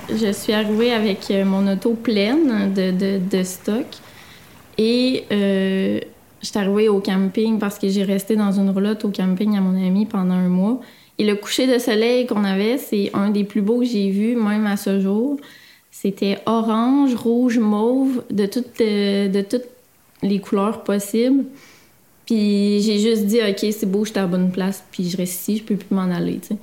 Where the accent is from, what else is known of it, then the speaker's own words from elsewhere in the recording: Victoriaville, Quebec, Canada; moved away as an adult; now in Mont-Saint-Pierre, Canada; je viens de Victoriaville et je reste présentement à Mont-Saint-Pierre